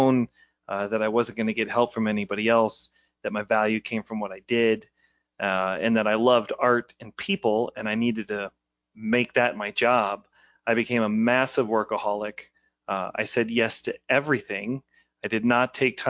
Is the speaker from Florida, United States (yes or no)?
no; Ballwin, Missouri, United States; I was born out in Baldwin.